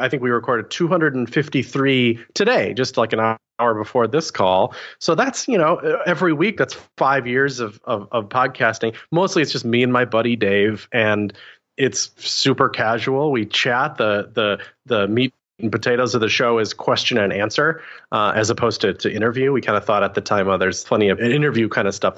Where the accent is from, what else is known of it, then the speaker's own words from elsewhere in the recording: Wisconsin, United States; moved away as an adult; also born or lived in Portland, Oregon; I'd never left I grew up in Wisconsin